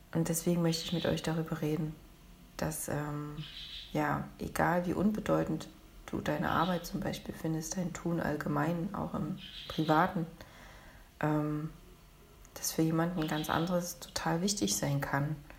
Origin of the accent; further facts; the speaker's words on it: Leipzig, Saxony, Germany; Ich bin aus Leipzig.